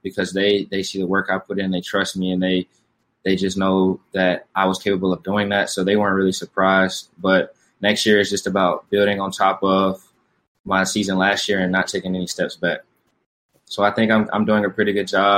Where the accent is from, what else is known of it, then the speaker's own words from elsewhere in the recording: Atlanta, Georgia, United States; moved away as an adult; now in Houston, United States; I am from Atlanta, Georgia, born and raised